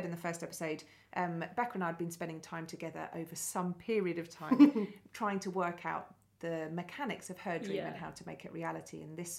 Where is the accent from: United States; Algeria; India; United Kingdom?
United Kingdom; Billericay, East of England; born or raised there